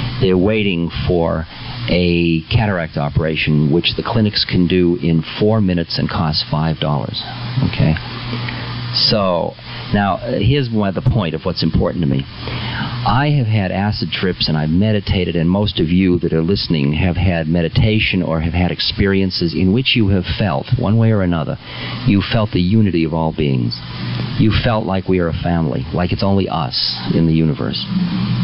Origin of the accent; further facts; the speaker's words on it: United States; I'm an American